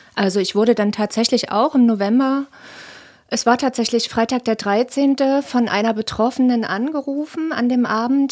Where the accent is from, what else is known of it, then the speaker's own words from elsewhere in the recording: Leipzig, Saxony, Germany; ich bin 38 und auch gebürtige Leipzigerin